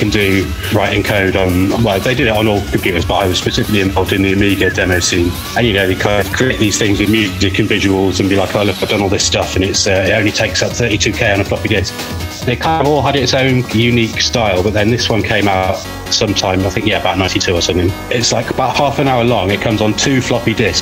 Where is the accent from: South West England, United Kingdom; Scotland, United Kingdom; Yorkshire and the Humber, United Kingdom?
Yorkshire and the Humber, United Kingdom; Sheffield; moved away; also born or lived in Glasgow; Sheffield. Well, mostly Sheffield. I moved to Sheffield from Glasgow when I was seven.